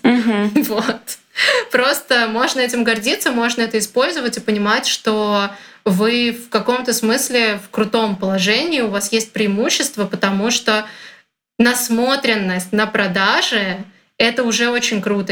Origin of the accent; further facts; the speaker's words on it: Russia; я из России